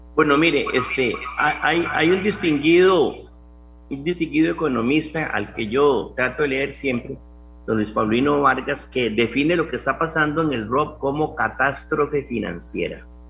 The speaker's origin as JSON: {"language": "Spanish", "country": "Costa Rica", "said": "Yo como costarricense"}